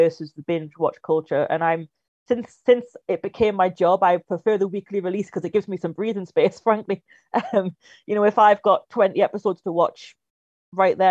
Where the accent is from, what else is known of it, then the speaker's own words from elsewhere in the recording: Newcastle upon Tyne, North East England, United Kingdom; moved away as an adult; I'm originally from Newcastle, if it wasn't obvious enough, and I moved down here a few years ago to study film.